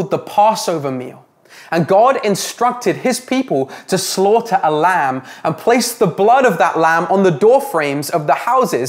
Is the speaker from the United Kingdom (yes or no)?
yes; England, United Kingdom; now in Canada; Growing up in England, I enjoyed a roast dinner with my family after every church service on Sunday